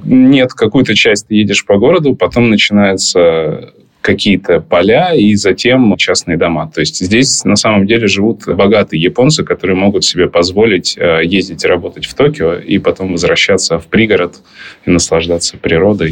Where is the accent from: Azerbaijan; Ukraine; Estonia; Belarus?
Ukraine; also born or lived in Russia / Tbilisi, Georgia; now in Japan; я родился и вырос в Украине